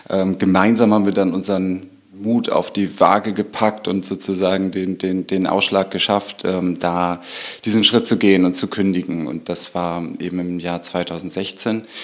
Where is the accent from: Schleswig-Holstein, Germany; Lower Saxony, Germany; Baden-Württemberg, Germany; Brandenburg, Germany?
Schleswig-Holstein, Germany; Norderstedt; also born or lived in Hamburg; Und ich bin ähm, so, so, ein klassisches Speckgürtelkind. Ähm, zwar geboren im Norden Hamburgs und dann aufgewachsen in Norderstedt.